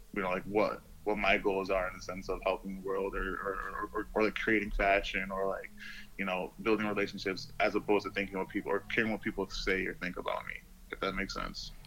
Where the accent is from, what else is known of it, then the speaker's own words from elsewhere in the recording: Rochester, New York, United States; moved away as an adult; also born or lived in Brooklyn, New York / Tokyo, Japan; now in Miami, United States; I'm actually from Rochester, New York